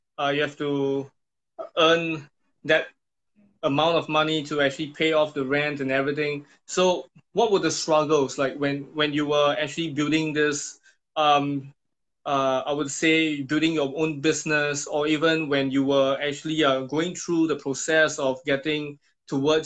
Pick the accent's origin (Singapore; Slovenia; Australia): Singapore; in Singapore, we do not do this, right? What we do is that we will be with our parents